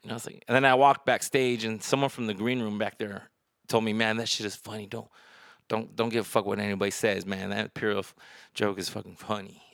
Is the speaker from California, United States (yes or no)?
yes; Cerritos, California, United States; now in Las Vegas, United States; I was from Cerritos